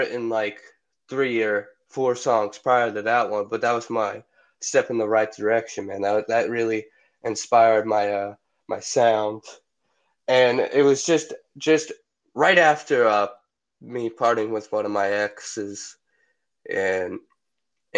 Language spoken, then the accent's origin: English; Massachusetts, United States; I come from Massachusetts